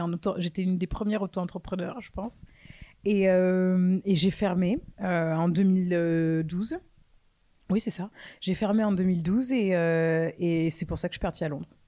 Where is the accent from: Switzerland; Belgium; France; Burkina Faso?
France; also born or lived in London / New York; Je suis française. Euh, j'ai vécu pendant quelques années. En fait, je suis partie de la France en 2013.